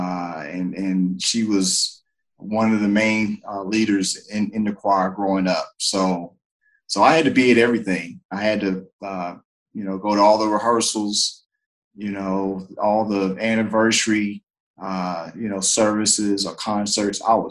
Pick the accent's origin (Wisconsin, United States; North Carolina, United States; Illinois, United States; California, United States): North Carolina, United States; Greensboro; I'm originally from Greensboro, North Carolina. Born and raised there